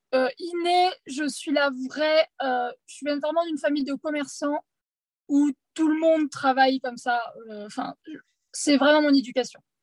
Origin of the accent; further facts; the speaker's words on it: Poitiers, Nouvelle-Aquitaine, France; je suis de Poitiers